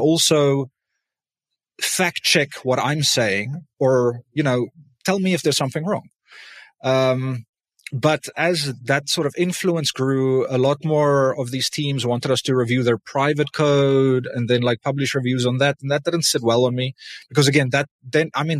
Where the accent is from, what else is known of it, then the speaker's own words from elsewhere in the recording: South Africa; I'm South African